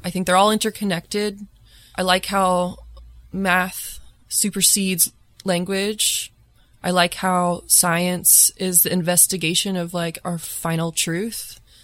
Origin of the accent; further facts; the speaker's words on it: Lafayette, Indiana, United States; moved away as an adult; also born or lived in Bloomington, Indiana; now in Chicago, United States; I grew up in Lafayette, Indiana, which is kind of a small pharmaceutical town